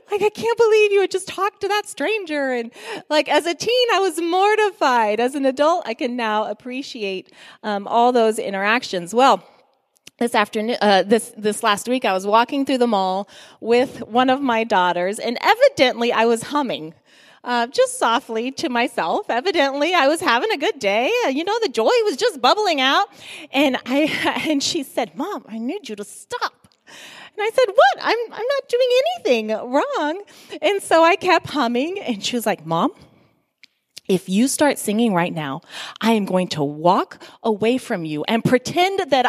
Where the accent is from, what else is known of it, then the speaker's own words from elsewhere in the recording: Guinea; As many of you know, I grew up in Guinea, West Africa.